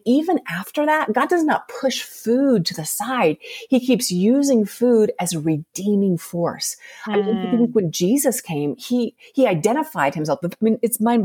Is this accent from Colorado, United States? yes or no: yes; Colorado, United States; moved away as an adult; now in Salt Lake City, United States; I grew up in Colorado, and we left there about 3.5 years ago to move here